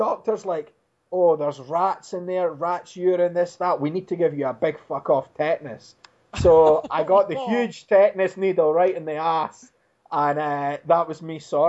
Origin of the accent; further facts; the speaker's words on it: Dundee, Scotland, United Kingdom; my hometown of Dundee, Scotland.